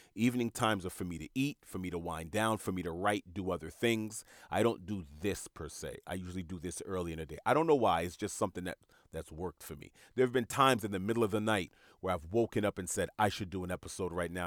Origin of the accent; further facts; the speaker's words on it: New York City, New York, United States; I grew up in Jamaica, Queens, New York